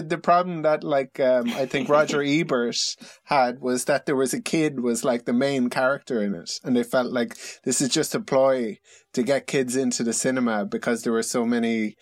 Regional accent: Ireland; accent: Irish; My Irish accent completely drops whenever there's like a moment of drama.

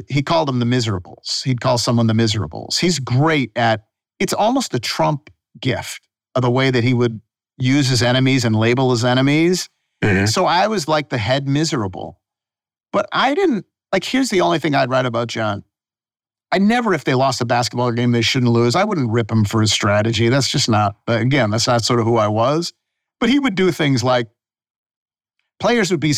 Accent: Buffalo, New York, United States; now in Memphis, United States; I passed the New York bar because I'm from Buffalo

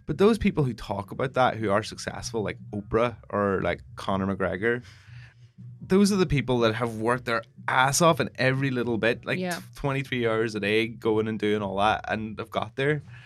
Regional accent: Northern Ireland, United Kingdom; I'm Northern Irish

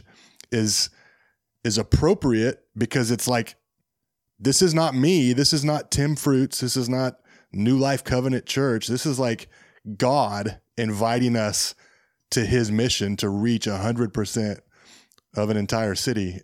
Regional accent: Southwest Kansas, United States; I'm from Southwest Kansas

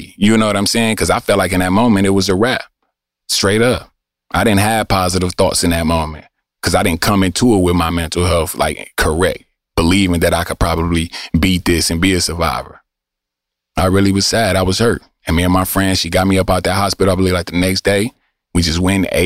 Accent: Detroit, Michigan, United States; I'm from Eastside Detroit

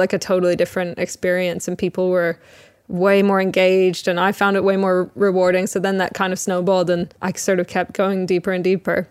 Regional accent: Toronto, Ontario, Canada; moved away as an adult; now in England; I was born in Toronto

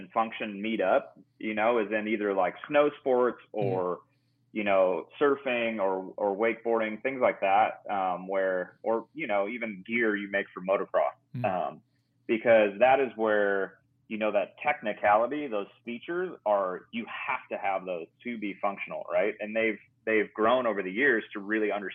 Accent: Escondido, California, United States; growing up in Escondido, it was only like an hour and a half to Ocotillo Wells and Glamis.

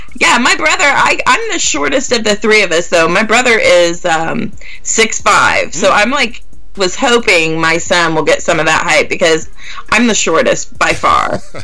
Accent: Gas City, Indiana, United States; The town I actually grew up in and went to school was Gas City

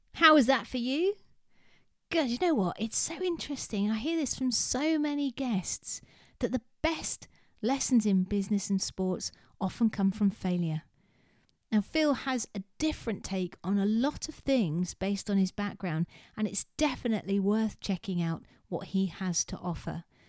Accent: United Kingdom; being a British person

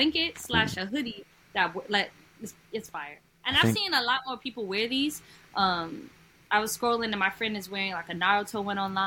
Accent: New York, United States; I'm from New York

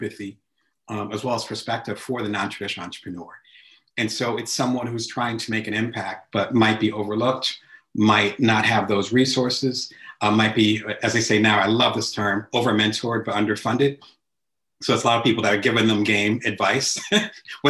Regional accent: New Jersey, United States; moved away; I'm originally from the East Coast, so back in Jersey

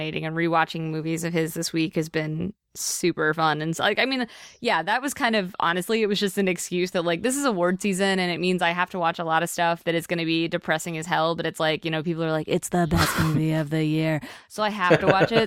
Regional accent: near Pittsburgh, Pennsylvania, United States; I grew up near Pittsburgh

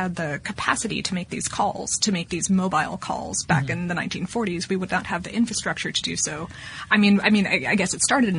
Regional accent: Florida, United States; now in Atlanta, United States; I'm from Florida.

